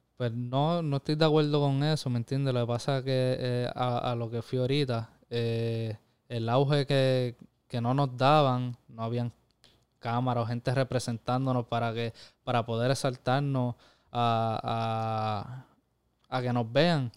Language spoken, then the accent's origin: Spanish; Corozal, Puerto Rico; mi pueblo, Corozal